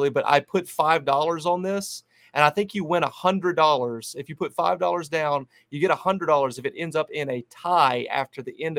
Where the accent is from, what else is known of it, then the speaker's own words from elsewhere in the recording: Charlotte, North Carolina, United States; But I grew up in Charlotte